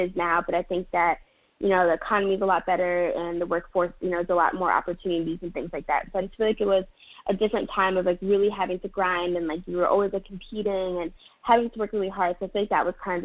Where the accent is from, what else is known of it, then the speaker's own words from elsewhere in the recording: Maryland, United States; in high school, I'm from Maryland, so in high school in Maryland